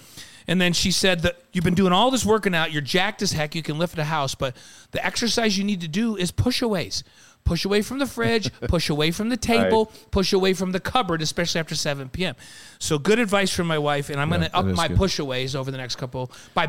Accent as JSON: {"language": "English", "region": "New York", "country": "United States", "tie": "born or raised there", "said": "I'm a hip-hop guy growing up in New York playing basketball"}